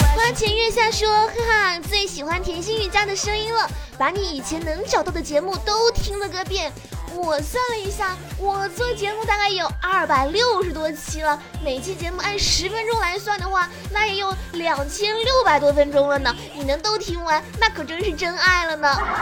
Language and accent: Chinese; Fuzhou, Fujian, China; 我是福建福州的